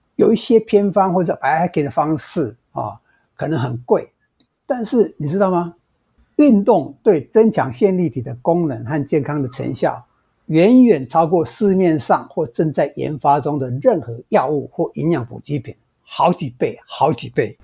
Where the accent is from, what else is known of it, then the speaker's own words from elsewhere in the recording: Taiwan; 我们台湾人